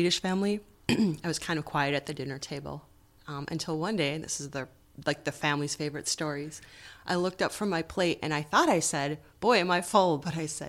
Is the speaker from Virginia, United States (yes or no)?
no; Center City, Minnesota, United States; So I actually grew up in Chisago Lakes, Minnesota. Yeah. And if you don't know where that is, it's a combination of Chisago City, Lindstrom, Center City, Schaefer, and Taylor's Falls.